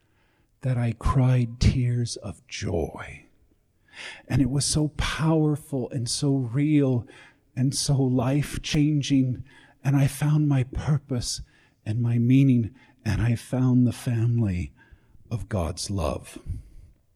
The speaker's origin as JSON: {"language": "English", "town": "Los Angeles", "region": "California", "country": "United States", "tie": "born or raised there", "also_born_or_lived": "Chicago, Illinois, United States", "said": "I was born in Chicago, grew up in Los Angeles"}